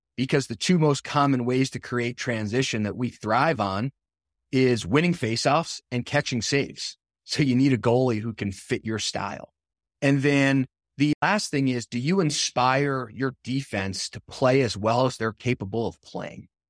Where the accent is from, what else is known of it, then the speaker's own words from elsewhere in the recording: New Jersey, United States; moved away; I'm from New Jersey